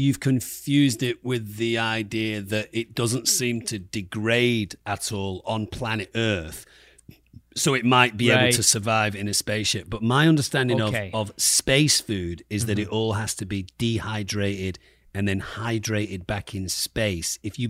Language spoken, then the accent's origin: English; England, United Kingdom; I mean, as a Brit, as an mm-hmm. Englishman, mm-hmm. I would like this with a cup of tea.